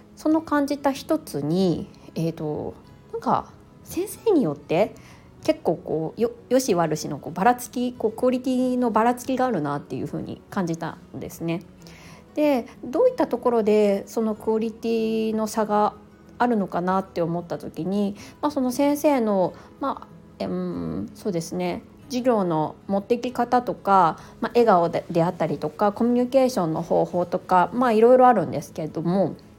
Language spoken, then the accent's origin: Japanese; Japan; first language Japanese; 自分の母国語である日本語